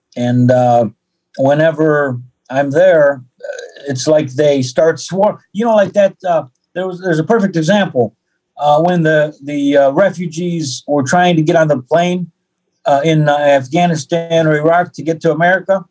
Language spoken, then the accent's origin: English; Detroit, Michigan, United States; moved away; also born or lived in Ukraine; I have an American passport. I was born in Detroit, Hudson Hospital